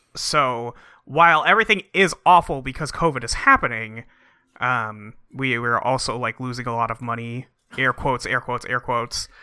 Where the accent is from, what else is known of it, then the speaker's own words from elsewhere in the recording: San Francisco, California, United States; now in Seattle, United States; My favorite team was the San Francisco Giants when I was a kid, where I grew up in San Francisco.